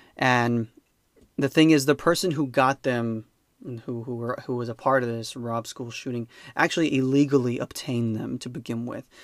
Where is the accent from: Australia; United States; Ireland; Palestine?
United States; I'm an American